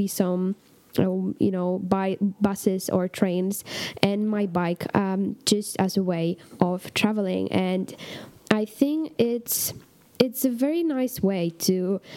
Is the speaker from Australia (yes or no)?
no; Poland; first language Polish; English is a second language; English is not my native language, but it's actually, I find myself speaking English more than I do Polish.